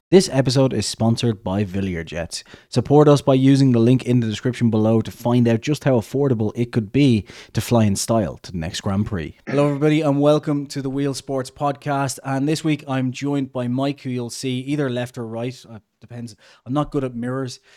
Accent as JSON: {"language": "English", "country": "Ireland", "said": "we're both Irish"}